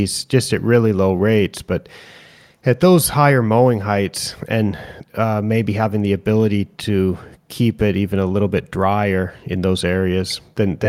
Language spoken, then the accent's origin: English; Pacific Northwest, United States; moved away as an adult; growing up and going to school in the Pacific Northwest, I haven't worked there since the late 90s